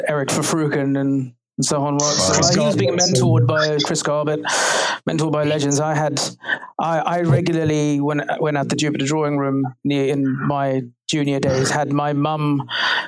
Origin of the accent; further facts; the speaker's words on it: Durban, KwaZulu-Natal, South Africa; moved away as an adult; also born or lived in Cape Town, South Africa; now in London, United Kingdom; I am South African. I'm from Durban on the east coast in South Africa